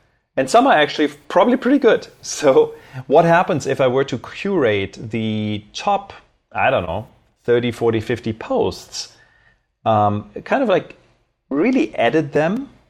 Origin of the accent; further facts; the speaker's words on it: Berlin, Germany; also born or lived in Cologne; I originally grew up in Germany, so I was born in Cologne. I spent my formative years in Berlin